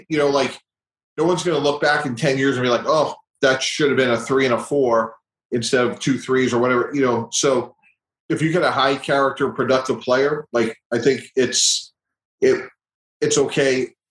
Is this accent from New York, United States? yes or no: yes; New York, United States; I was born there. I'm from the Northeast